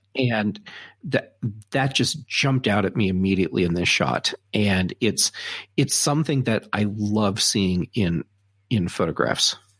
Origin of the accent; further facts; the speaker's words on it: Colorado, United States; I'm from Colorado